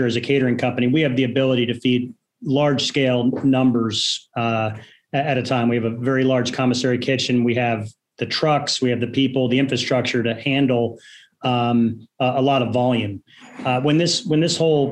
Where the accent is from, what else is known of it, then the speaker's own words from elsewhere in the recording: Monmouth County, Jersey Shore, New Jersey, United States; moved away as an adult; now in Raleigh, United States; I grew up in Monmouth County. It's Asbury Park, Rumson, Long Branch area